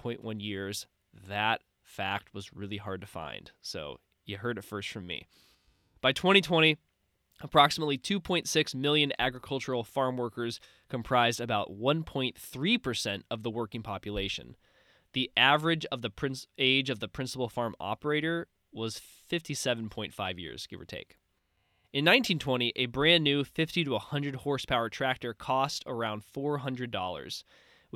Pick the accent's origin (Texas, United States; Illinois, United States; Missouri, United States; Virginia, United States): Missouri, United States; my home state of Missouri